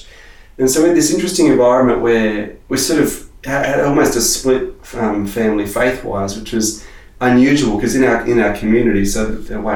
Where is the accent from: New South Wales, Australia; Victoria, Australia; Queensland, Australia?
New South Wales, Australia; Wollongong; moved away as an adult; now in Sydney, Australia; I grew up just south of Sydney, so for anyone who's not a Sydney person, about an hour south of Sydney, little suburb in Wollongong, and I moved to Sydney after university.